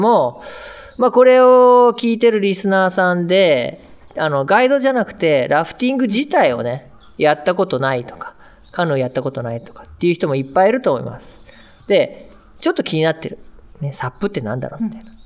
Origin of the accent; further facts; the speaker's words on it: Sapporo, Hokkaido, Japan; 札幌出身なんですけど